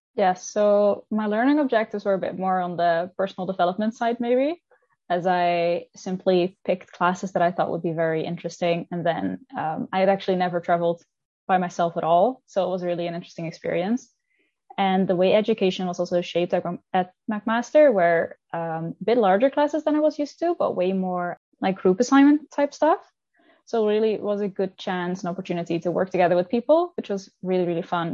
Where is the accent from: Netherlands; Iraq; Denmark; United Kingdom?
Netherlands; moved away as an adult; now in Hamilton, Canada; I'm from the Netherlands